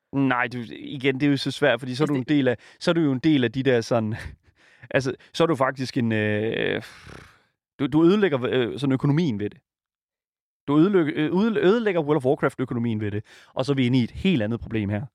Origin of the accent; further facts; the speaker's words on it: Jutland, Denmark; jeg kommer fra Jylland, og der siger vi sådan, at blive gejlet op